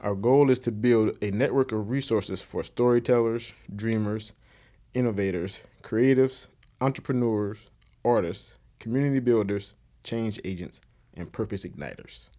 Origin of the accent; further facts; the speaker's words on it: Conway, South Carolina, United States; am from Conway, South Carolina, which is a little city outside of Myrtle Beach